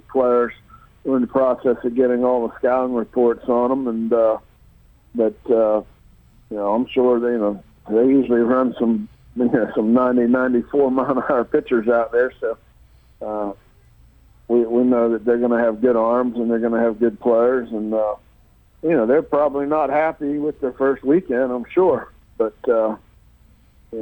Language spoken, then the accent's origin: English; Pittsburgh, Pennsylvania, United States; moved away; I'm from Pittsburgh